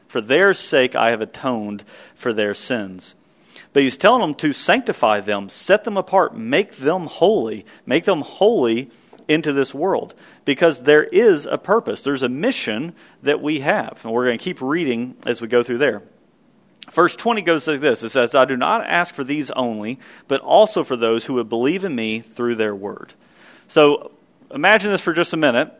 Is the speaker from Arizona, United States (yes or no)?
no; Kentucky, United States; the little little church I grew up in in Kentucky